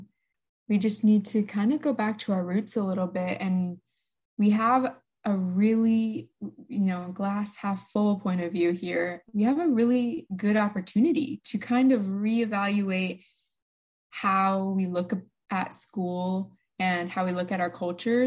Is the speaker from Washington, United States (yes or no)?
yes; eastern Washington, United States; I am from the eastern part of Washington. I go to Chiwana High School, one of the biggest high schools in Washington State.